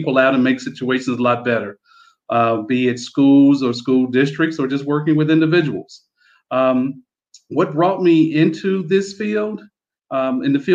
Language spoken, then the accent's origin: English; Mississippi, United States; also born or lived in Florida; now in United Arab Emirates; me and my wife, we're from Mississippi originally. That's where our roots are from